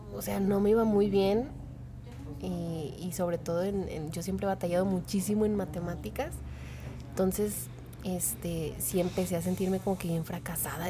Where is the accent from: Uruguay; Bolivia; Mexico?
Mexico